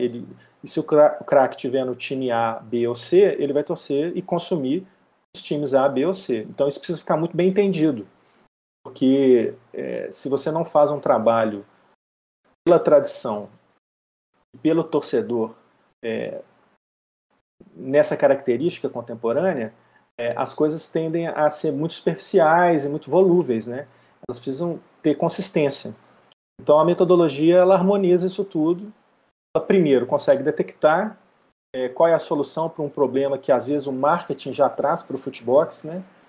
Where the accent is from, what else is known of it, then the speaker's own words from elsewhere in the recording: Belo Horizonte, Minas Gerais, Brazil; eu sou mineiro de Belo Horizonte